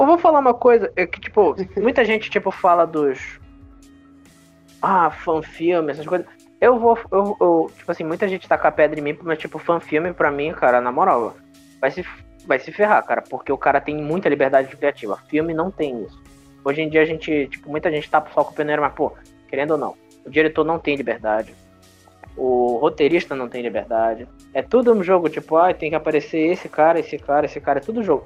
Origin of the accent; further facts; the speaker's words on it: Brazil; a gente é brasileiro